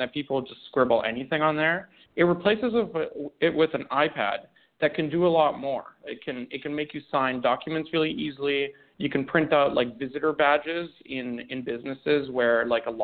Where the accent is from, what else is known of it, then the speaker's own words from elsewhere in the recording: Canada; also born or lived in Romania; I was born in Romania, went through some crazy smuggling stuff, went to Canada. That's where I grew up, so I'm Canadian